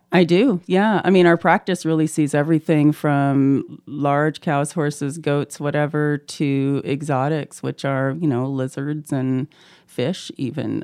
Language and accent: English; Canada; also born or lived in Auburn, Alabama, United States; now in Moscow, Idaho, United States; I'm originally from Canada, but went to school in Alabama